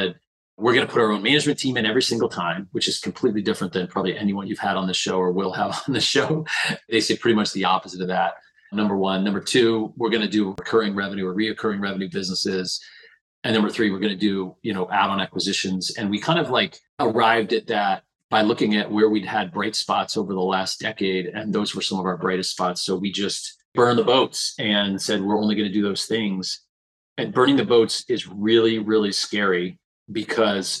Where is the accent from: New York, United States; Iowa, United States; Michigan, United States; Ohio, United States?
Ohio, United States; Perrysburg; moved away as an adult; I grew up in Perrysburg, Ohio, which is kind of a blue-collar town